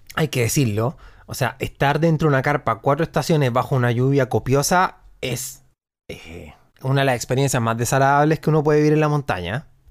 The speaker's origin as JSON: {"language": "Spanish", "town": "Punta Arenas", "region": "Magallanes and Chilean Antarctica", "country": "Chile", "said": "yo soy de, como te digo, soy de Punta Arena"}